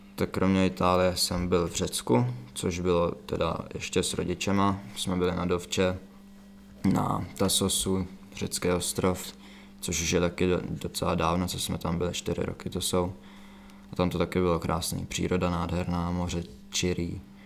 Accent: Czechia; tady u nás v Čechách

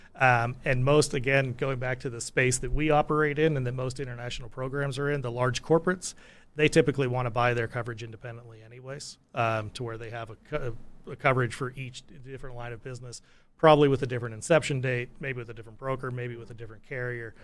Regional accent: United States; my home country, the states

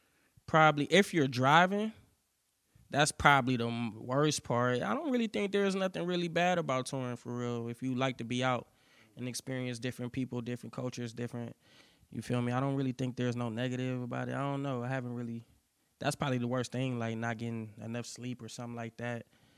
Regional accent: Cleveland, Ohio, United States; I'm from Cleveland, Ohio.

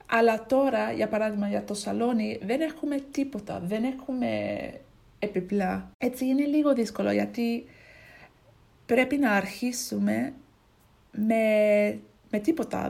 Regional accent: Ipswich, East of England, United Kingdom; Greek is a second language; now in Braintree, United Kingdom; μένω στο Braintree στην αγγλια Αλλά είμαι από, την, είμαι από το Ipswich

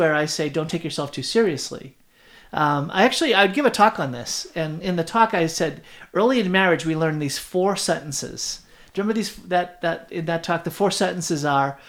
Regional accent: Boston, Massachusetts, United States; moved away; I'm out here and I'm from Boston

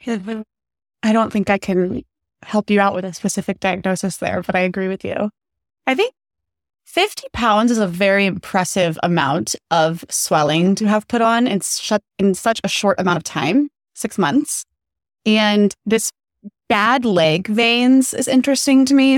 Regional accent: Phoenix, Arizona, United States; moved away as an adult; now in Chicago, United States; I am from Phoenix, Arizona

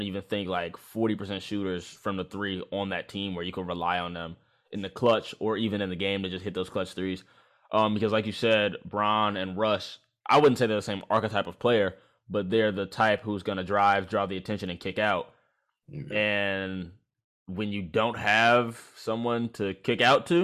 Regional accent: Chicago, Illinois, United States; born and raised in Chicago

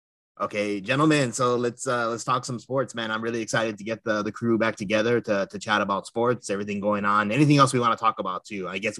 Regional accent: Los Angeles, California, United States; us Angelinos. We grew up here in the Southern California area.

